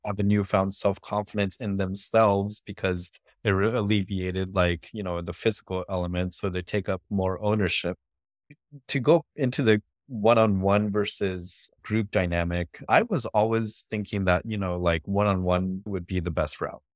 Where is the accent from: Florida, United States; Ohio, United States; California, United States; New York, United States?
California, United States; Stockton; moved away as an adult; also born or lived in Berkeley, California / Los Angeles, California; I grew up in Stockton, California, which is about forty miles south of Sacramento